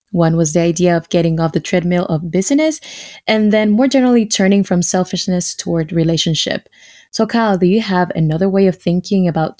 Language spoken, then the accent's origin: English; Dominican Republic; English is a second language; I was born in the Dominican Republic. I'm half Dominican, half Haitian.